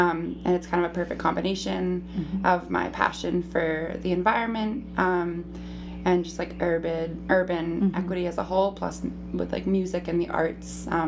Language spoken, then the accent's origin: English; Portland, Maine, United States; moved away as an adult; now in Los Angeles, United States; I am born and raised in Portland, Maine.